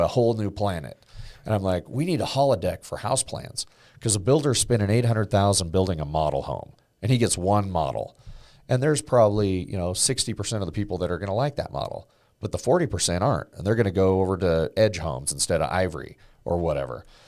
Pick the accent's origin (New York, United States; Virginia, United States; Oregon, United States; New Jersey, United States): Oregon, United States; building homes with my dad and my grandpa growing up in Oregon